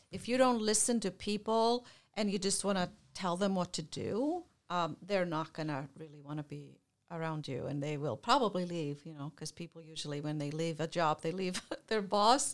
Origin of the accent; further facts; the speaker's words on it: Iceland; moved away; I'm, I'm from Iceland originally.